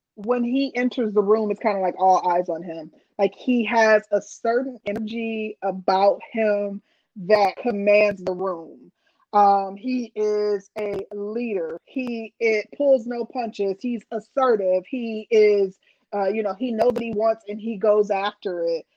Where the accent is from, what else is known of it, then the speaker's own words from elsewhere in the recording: Milwaukee, Wisconsin, United States; I'm from Milwaukee